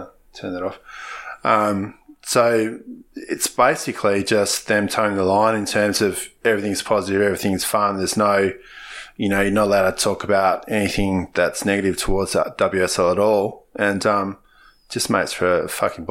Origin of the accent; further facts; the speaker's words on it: Australia; as an Australian that goes to the footy every now and again